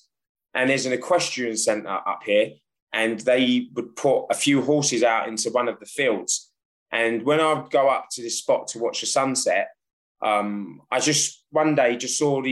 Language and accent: English; London, United Kingdom; moved away as an adult; now in France; So as a child, I grew up in London.